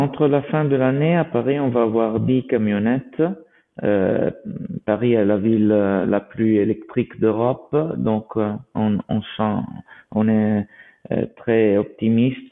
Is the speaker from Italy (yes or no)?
yes; Italy; nous sommes italiens